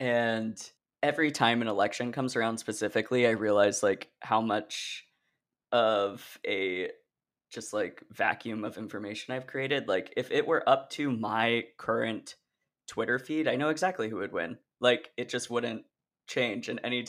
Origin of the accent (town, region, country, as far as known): Portland, Oregon, United States; born or raised there